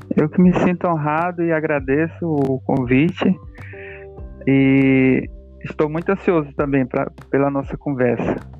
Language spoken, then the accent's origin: Portuguese; Manaus, Amazonas, Brazil; sou manauara, né? é, moro aqui em Manaus há, há um bom tempo já.